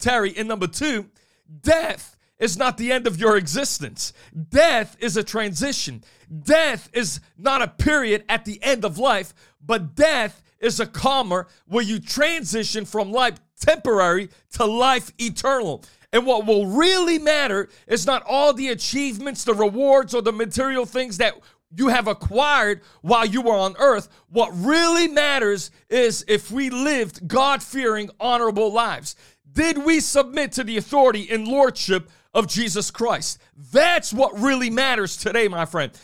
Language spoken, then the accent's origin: English; New Bedford, Massachusetts, United States; I was thirteen years old growing up on Gene Street in New Bedford, Massachusetts